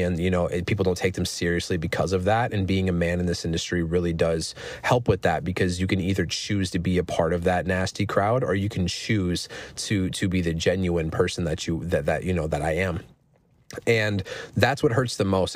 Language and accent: English; Minnesota, United States; I'm from Minnesota